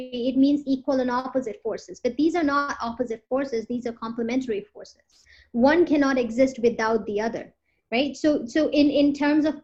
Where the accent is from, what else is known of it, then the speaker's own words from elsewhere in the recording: Awadhi-speaking part of Uttar Pradesh, India; moved away as an adult; now in United States; I come from the Avadhi speaking part of Uttar Pradesh